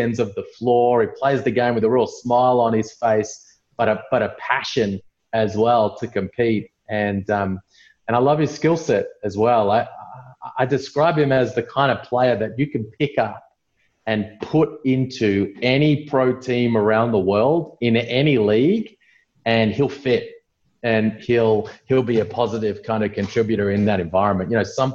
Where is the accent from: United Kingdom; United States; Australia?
Australia; Melbourne, Victoria; I'm in Melbourne in Victoria, Australia